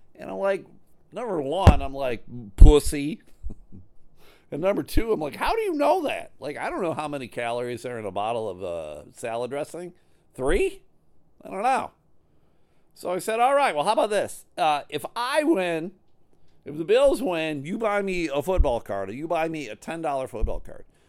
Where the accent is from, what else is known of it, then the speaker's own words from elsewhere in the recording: Buffalo, New York, United States; now in Michigan, United States; I live in Michigan. Uh, I grew up in New York. I grew up outside of Buffalo, New York